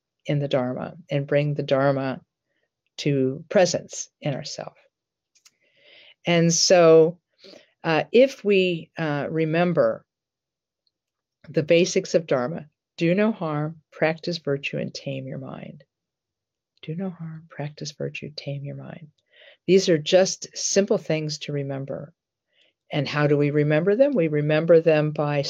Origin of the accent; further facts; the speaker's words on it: Columbus, Ohio, United States; I grew up in the Barnett Road area near Livingston Avenue